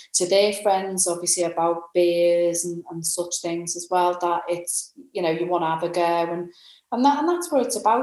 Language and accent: English; Liverpool, North West England, United Kingdom; I'm a Scouser.